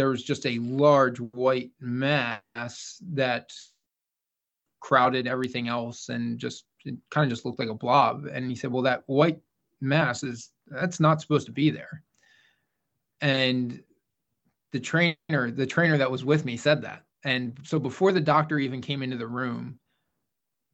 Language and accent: English; Philadelphia, Pennsylvania, United States; also born or lived in Syracuse; I was from Philadelphia, Pennsylvania